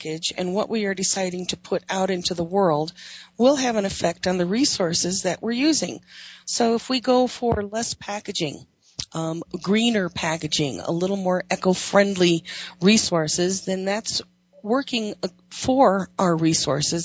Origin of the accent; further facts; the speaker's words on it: Wyoming, United States; or cricklets is what I grew up calling them in Wyoming